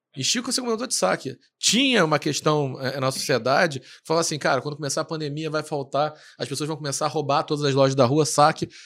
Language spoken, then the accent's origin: Portuguese; Rio de Janeiro, Brazil; a gente é carioca, então esse é o nosso jeito de falar mesmo.